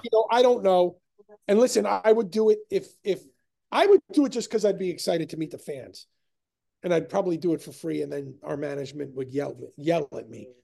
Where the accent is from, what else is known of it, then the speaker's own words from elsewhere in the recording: New York, United States; we're from New York